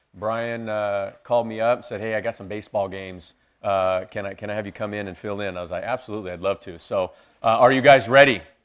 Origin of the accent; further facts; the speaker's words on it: Bakersfield, California, United States; moved away; I'm originally from Bakersfield.